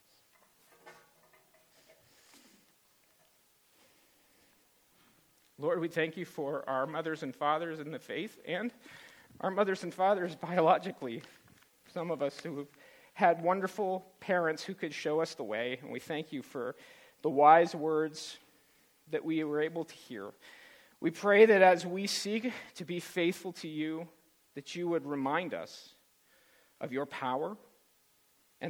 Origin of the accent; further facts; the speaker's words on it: California, United States; to California, where I was born.